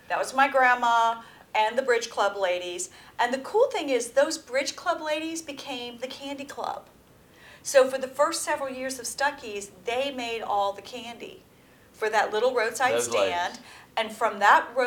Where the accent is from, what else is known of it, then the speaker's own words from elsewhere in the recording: South Georgia, United States; we're from South Georgia, and we say pecans